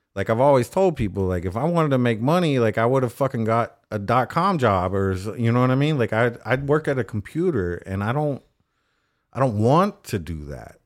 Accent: Austin, Texas, United States; growing up in Austin

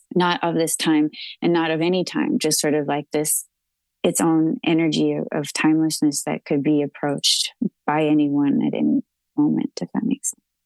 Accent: Texas, United States; I'm a Texan

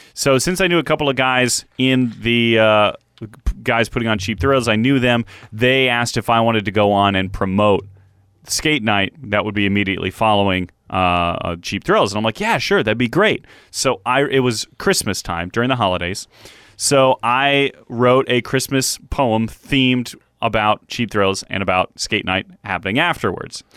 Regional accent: Cleveland, Ohio, United States; Growing up in Cleveland, I had several merchandise items with Chief

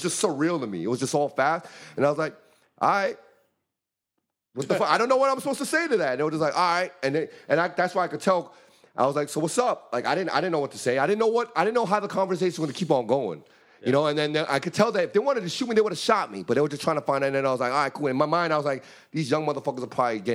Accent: New York, United States; moved away as an adult; now in Los Angeles, United States; I'm from the Bronx, man

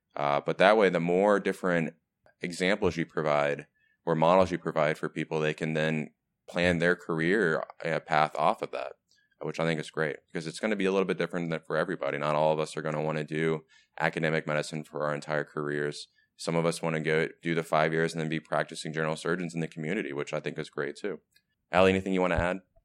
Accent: Texas, United States; moved away; I am from Texas

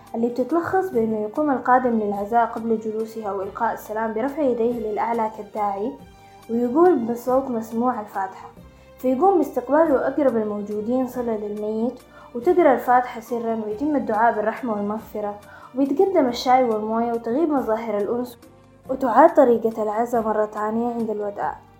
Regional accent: Sudan

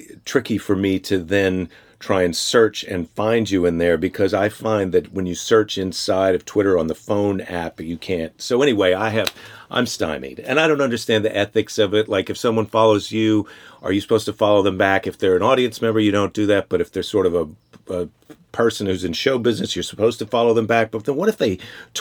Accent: Midwest, United States; now in Los Angeles, United States; I'm from the Midwest.

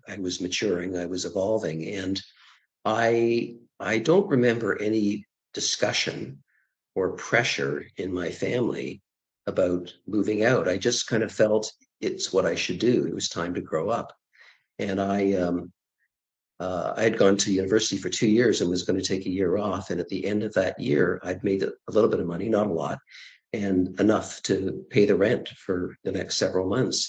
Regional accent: Toronto, Ontario, Canada; also born or lived in Prince Edward Island; Toronto. I was born in Toronto in 1955 and my parents were from Toronto as well.

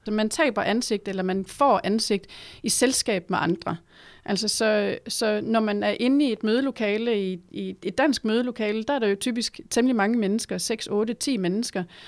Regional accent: Denmark

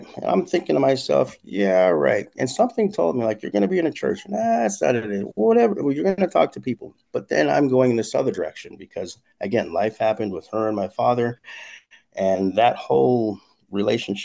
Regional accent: California, United States; also born or lived in Sierra Leone; I wasn't raised there, but I know it because I stay connected to it

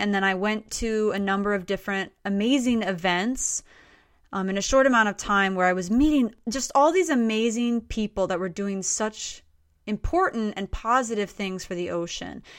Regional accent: Stuart, Florida, United States; moved away; I grew up actually in South Florida, in a town called Stuart, Florida

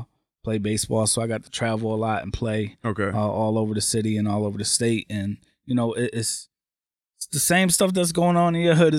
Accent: Waterbury, Connecticut, United States; also born or lived in Massachusetts; moved to Waterbury.

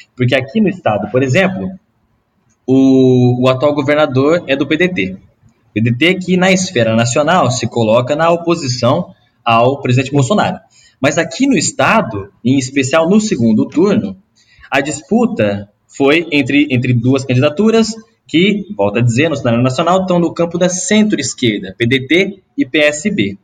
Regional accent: Ribeirão Preto, São Paulo, Brazil; accent: R puxado; eu venho do interior de São Paulo também, de um, de um lugar bem pequeno chamado Bonfim Paulista, que é distrito de Ribeirão Preto

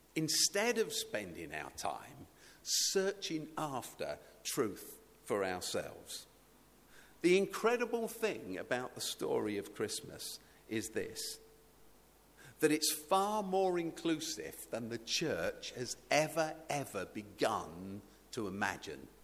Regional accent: United Kingdom; somebody who's British

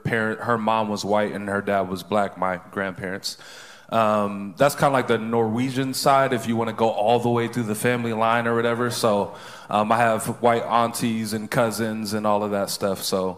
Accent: Seattle, Washington, United States; moved away; I am originally from Seattle. I don't live here.

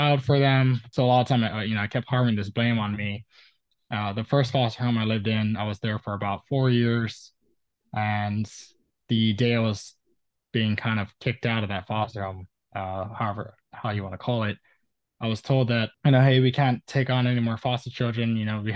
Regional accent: Oahu, Hawaii, United States; I was born and raised on Oahu, a small island in Hawaii in the Pacific Ocean.

